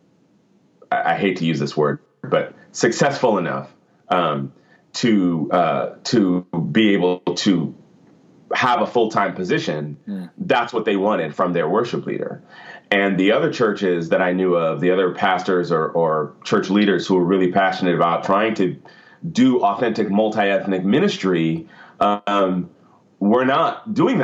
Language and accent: English; Portland, Oregon, United States; now in Hillsboro, United States; I live in Portland, or actually I'm from Portland. Technically, I live in Hillsboro, which is a suburb